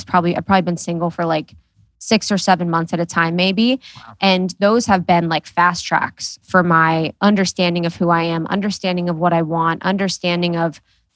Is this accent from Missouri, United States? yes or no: no; Ohio, United States; now in Los Angeles, United States; I grew up in Ohio